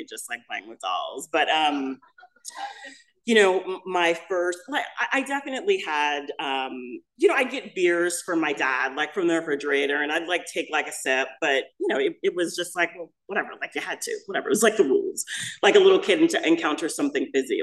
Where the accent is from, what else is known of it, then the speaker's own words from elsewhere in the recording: Los Angeles, California, United States; also born or lived in Midwest; I'm actually from the Midwest, but I moved to Los Angeles when I was a little kid. So we're in Los Angeles and we're living in Hollywood